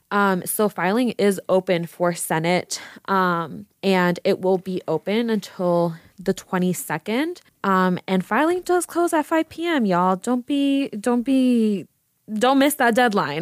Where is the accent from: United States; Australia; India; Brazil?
United States; Las Vegas, Nevada; I'm born and raised in Vegas